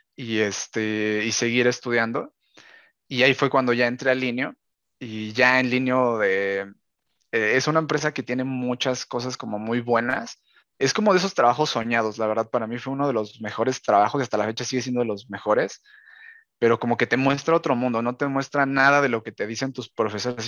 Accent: Mexico; yo que soy de México

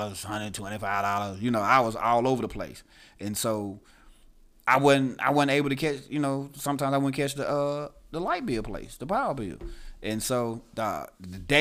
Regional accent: Itta Bena, Mississippi, United States; also born or lived in Tuscaloosa, Alabama; I was born in Itabena, Mississippi

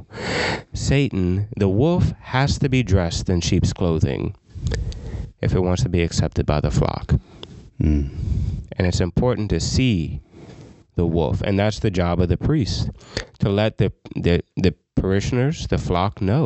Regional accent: Scott, Louisiana, United States; I'm from Scott

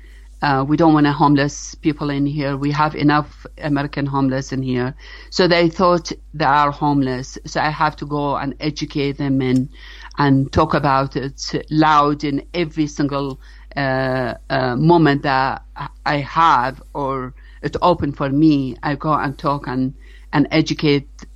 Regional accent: Iraq; now in United States; I'm an immigrant from Iraq

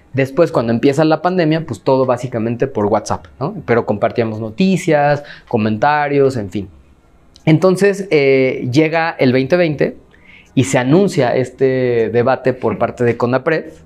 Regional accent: Mexico; yo soy de aquí. O sea, yo no, no, no, no he migrado a ningún lado y no tiene nada malo migrar, pues, pero me refiero a que mi familia es de aquí, yo nací aquí

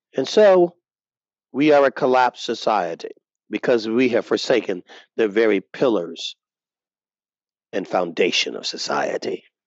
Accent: United States; us as American conservative Christians

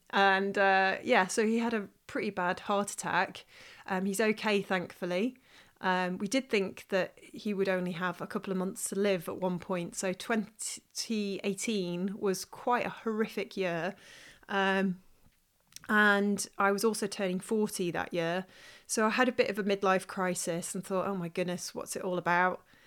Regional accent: Stoke-on-Trent, West Midlands, United Kingdom; moved away; also born or lived in Manchester; my hometown, which is in Stoke-on-Trent

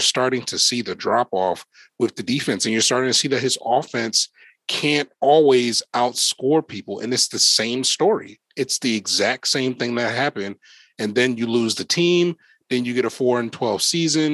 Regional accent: Philadelphia, Pennsylvania, United States; I grew up in Philly

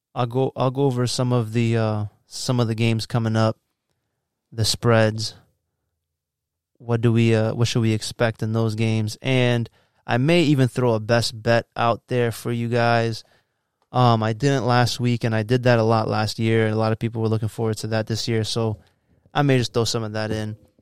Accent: Virginia, United States; also born or lived in New York; I moved to Virginia when I was four.

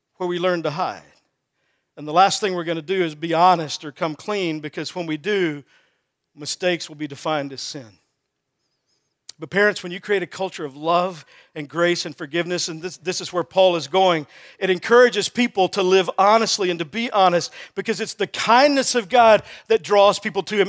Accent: Texas, United States; I grew up in Texas

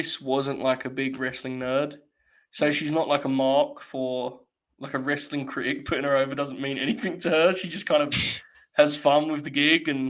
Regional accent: England, United Kingdom; I'm English

